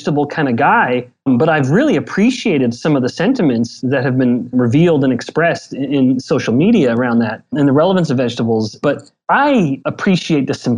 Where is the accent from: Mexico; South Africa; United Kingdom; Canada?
Canada; Southern Alberta; I'm from Southern Alberta, but same kind of small little town.